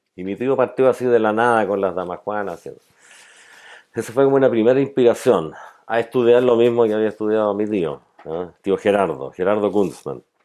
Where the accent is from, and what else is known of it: Valdivia, Los Ríos, Chile; born or raised there